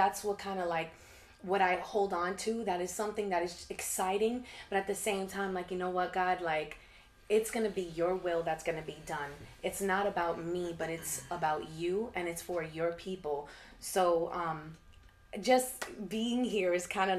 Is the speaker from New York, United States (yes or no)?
yes; New York City, New York, United States; I'm from Queens